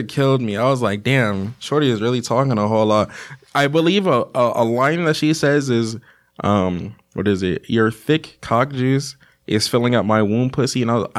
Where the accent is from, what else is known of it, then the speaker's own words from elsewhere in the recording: United States; We're American.